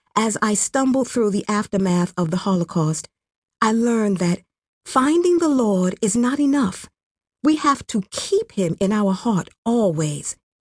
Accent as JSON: {"language": "English", "town": "Mataba", "region": "Western Province", "country": "Rwanda", "tie": "born or raised there", "said": "I grew up in a small village called Mataba, in the western province of Kibuye"}